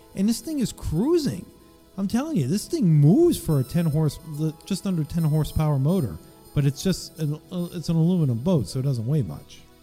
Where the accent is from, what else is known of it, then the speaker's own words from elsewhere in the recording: East Coast, United States; I'm from the East Coast.